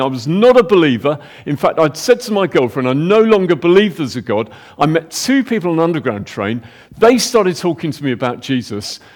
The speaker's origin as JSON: {"language": "English", "country": "United Kingdom", "said": "we're British"}